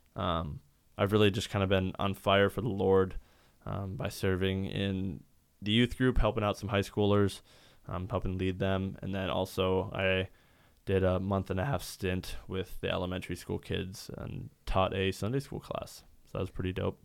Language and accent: English; Sioux Falls, South Dakota, United States; I grew up in Sioux Falls, uh, my entire life